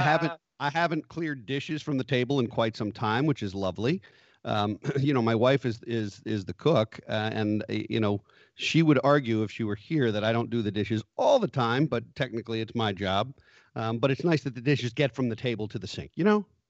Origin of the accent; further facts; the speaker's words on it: United States; as American people